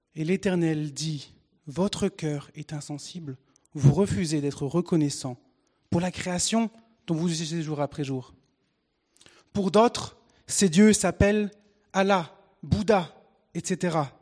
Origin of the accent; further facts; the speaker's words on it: Picardy, Hauts-de-France, France; Et je suis français. Je suis né en Picardie, un bon franchouillard, avec euh, né de parents français